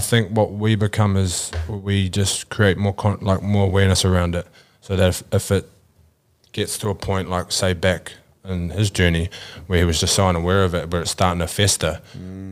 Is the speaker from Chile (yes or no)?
no; New Zealand; moved away; I grew up back in New Zealand